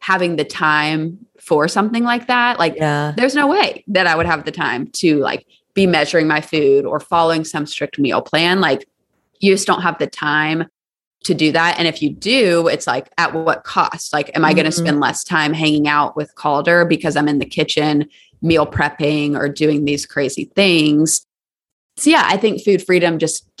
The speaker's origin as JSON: {"language": "English", "town": "Charleston", "region": "South Carolina", "country": "United States", "moved": "yes", "lives_now": "Nashville, United States", "said": "I'm from Charleston, South Carolina"}